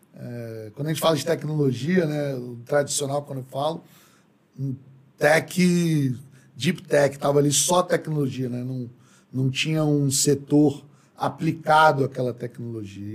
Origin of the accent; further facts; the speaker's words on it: Brasília, Federal District, Brazil; also born or lived in São Paulo; eu sou brasiliense, né? nascido, criado aqui